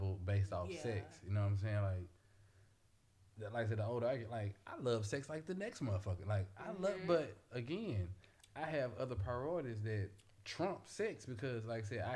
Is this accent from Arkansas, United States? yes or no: no; Memphis, Tennessee, United States; I'm from Memphis